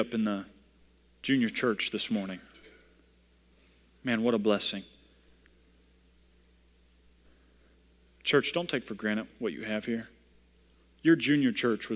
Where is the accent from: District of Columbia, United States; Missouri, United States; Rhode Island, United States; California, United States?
Missouri, United States; I come from Missouri